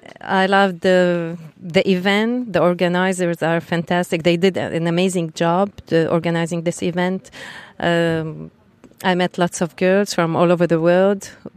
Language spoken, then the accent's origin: English; Beirut, Beirut Governorate, Lebanon; English is a second language; I'm from Lebanon, Beirut. And I ride a 1250 GS HP. We have lots of mountains in Beirut, so we do lots of off-road.